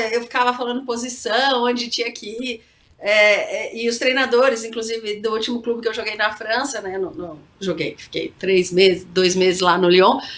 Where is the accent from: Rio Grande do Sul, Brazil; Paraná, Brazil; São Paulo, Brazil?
São Paulo, Brazil; Campinas; moved away; sou de Campinas, gosto da Ponte Preta